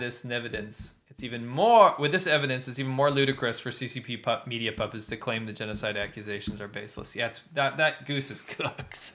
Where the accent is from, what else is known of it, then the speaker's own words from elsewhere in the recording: Pennsylvania, United States; I was raised in Pennsylvania